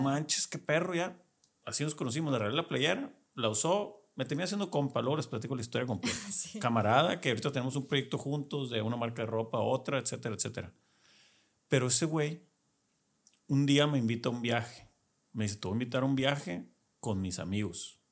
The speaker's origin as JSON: {"language": "Spanish", "town": "Culiacán", "region": "Sinaloa", "country": "Mexico", "said": "somos paisanos, somos de Culiacán los dos"}